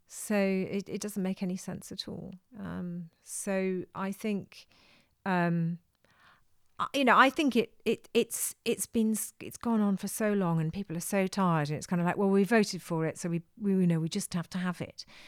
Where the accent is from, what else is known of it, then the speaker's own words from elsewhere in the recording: South Wales, United Kingdom; I come from South Wales